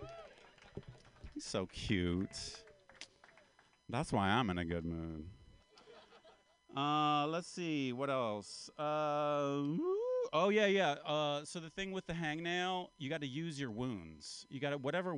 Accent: Appalachia, United States; now in California, United States; I'm from Appalachia. I'm kind of from the South. I'm an Appalachian man

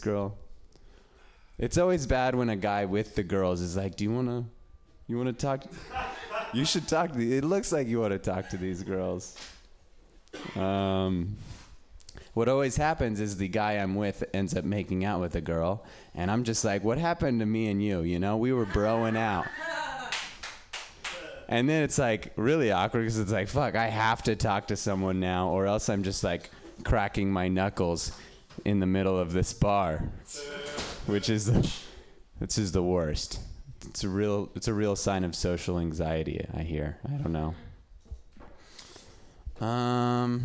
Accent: Reno, Nevada, United States; now in San Francisco, United States; I'm from Reno

